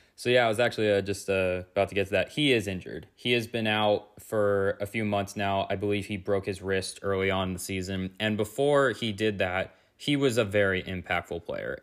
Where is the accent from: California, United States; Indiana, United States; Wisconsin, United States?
California, United States; I'm actually from California